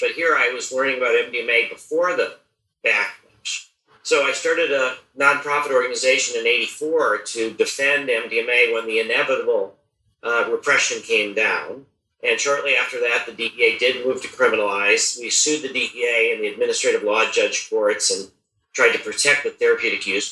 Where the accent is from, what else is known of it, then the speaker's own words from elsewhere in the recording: United States; I was born in the United States in 1953